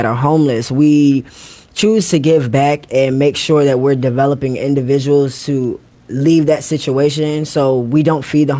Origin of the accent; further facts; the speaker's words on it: Virginia, United States; moved away as an adult; also born or lived in Queens, New York; now in Atlanta, United States; I am originally born in New York, but raised in Virginia.